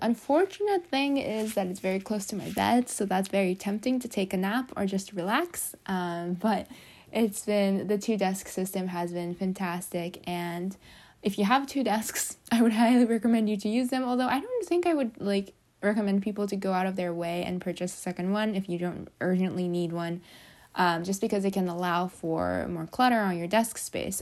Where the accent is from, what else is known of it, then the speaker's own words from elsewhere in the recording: Japan; moved away; I come from Japan, which is where we have a lot of earthquakes